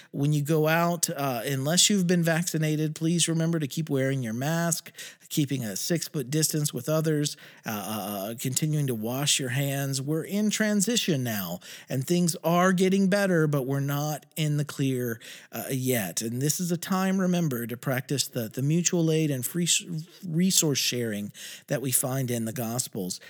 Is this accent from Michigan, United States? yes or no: no; West Virginia, United States; my home state of West Virginia